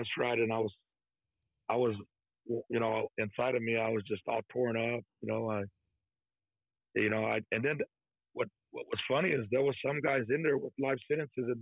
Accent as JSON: {"language": "English", "region": "Texas", "country": "United States", "said": "I'm from Texas"}